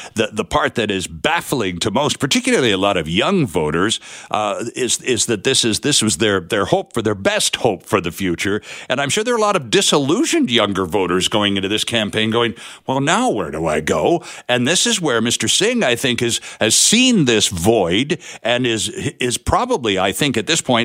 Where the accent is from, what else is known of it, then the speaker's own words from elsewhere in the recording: Ontario, Canada; I was raised in Ontario by people who were very civic-minded